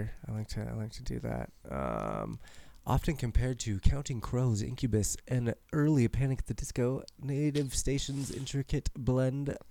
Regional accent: Loveland, Colorado, United States; also born or lived in Nebraska; Loveland's my hometown

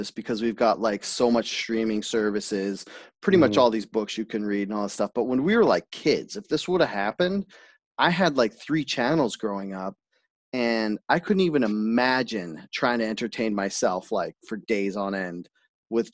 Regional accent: Enderby, British Columbia, Canada; I grew up in Enderby

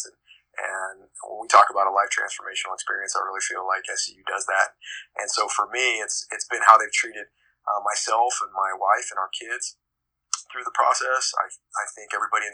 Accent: San Diego, California, United States; moved away as an adult; also born or lived in Davis, California / Azusa, California; now in Lakeland, United States; I'm born and raised in San Diego

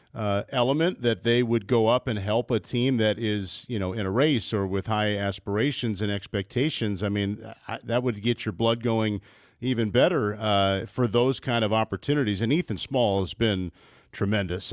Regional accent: Midwest, United States; I'm a Midwesterner

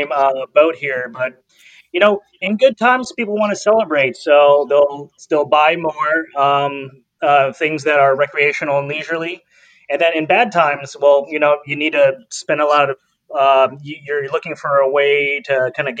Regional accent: Carson, California, United States; I am actually also from the South Bay, raised in Carson.

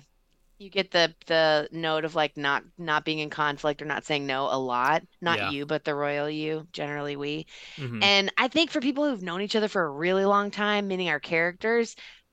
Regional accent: Texas, United States; I mean, I'm from Texas anyway. I would have had a Southern accent.

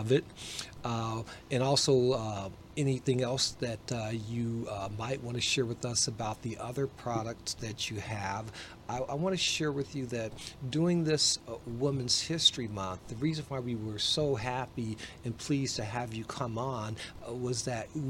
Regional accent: Detroit, Michigan, United States; moved away as an adult; also born or lived in Pacific Northwest / Seattle area; I grew up in the Detroit area, although I spent my adult life in the Pacific Northwest.

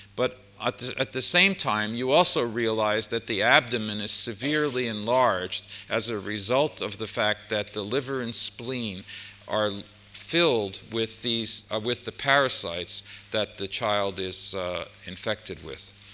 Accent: United States; being an American, I only can speak English

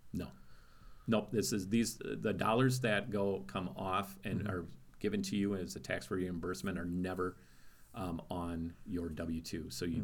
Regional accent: Wisconsin, United States; I grew up in Wisconsin

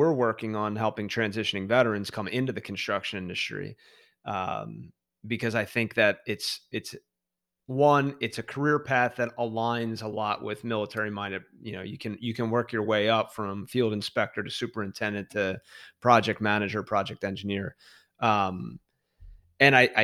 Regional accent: Philadelphia, Pennsylvania, United States; I'm from Philadelphia

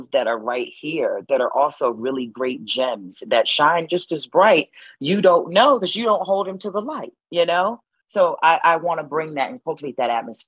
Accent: New Haven, Connecticut, United States; I am born and raised in New Haven, Connecticut.

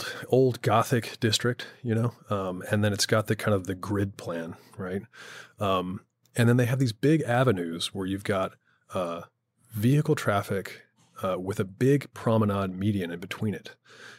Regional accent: Houston, Texas, United States; But I grew up in Houston, Texas.

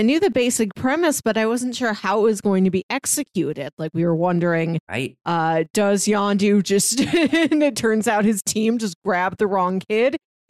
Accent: St. Louis, Missouri, United States; I'm from Missouri. I'm a St. Louisian

